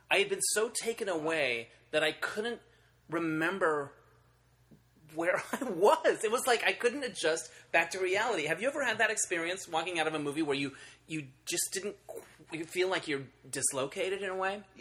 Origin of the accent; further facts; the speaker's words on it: Holbrook, Arizona, United States; now in Los Angeles, United States; Uh, Arizona originally, Oh, where in Arizona. Uh, a little town called Holbrook, with one theater, the Roxy Theater, that I used to go